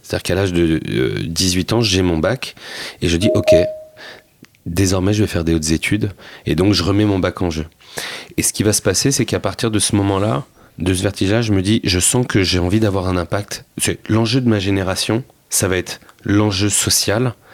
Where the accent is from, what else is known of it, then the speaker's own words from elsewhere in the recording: Seine-Saint-Denis, Île-de-France, France; je venais de Seine-Saint-Denis